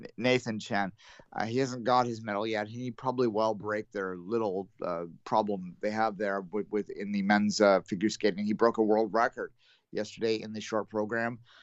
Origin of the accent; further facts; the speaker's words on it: Canada; I'm Canadian.